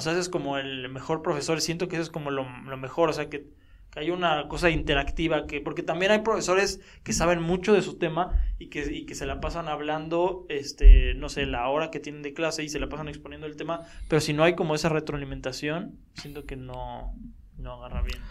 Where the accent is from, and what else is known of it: Mexico